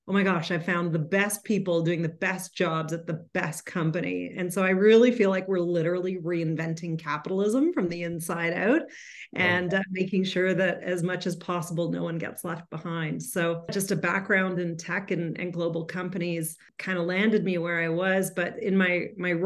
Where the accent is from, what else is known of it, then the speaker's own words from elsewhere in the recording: Calgary, Alberta, Canada; I am born and raised in Calgary